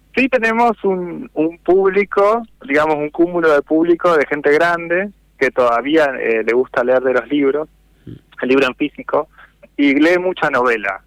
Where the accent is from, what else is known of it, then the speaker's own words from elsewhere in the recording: Necochea, Buenos Aires Province, Argentina; moved away; yo en realidad volví a NECO después de casi 20 años, el año pasado, en marzo